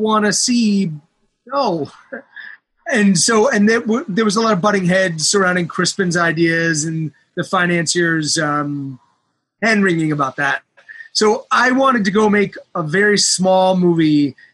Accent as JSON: {"language": "English", "town": "Baltimore", "region": "Maryland", "country": "United States", "tie": "born or raised there", "moved": "yes", "said": "going back to Baltimore and finding a way to, you know, go back to my hometown and make a film"}